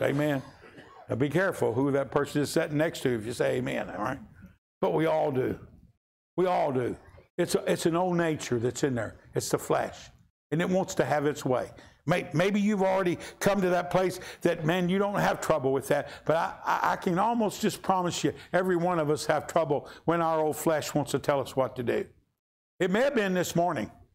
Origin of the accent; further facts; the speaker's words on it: Kentucky, United States; we're from Kentucky